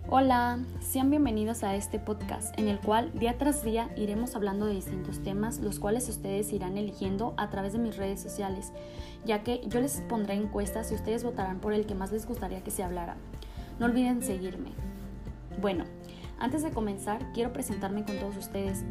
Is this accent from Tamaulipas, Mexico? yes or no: no; Guadalajara, Jalisco, Mexico; Soy de Guadalajara, Jalisco